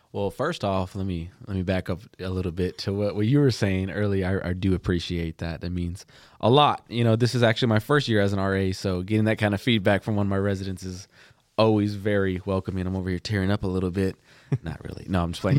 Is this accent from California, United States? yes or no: no; Plainview, Texas, United States; I'm from Plainview, Texas.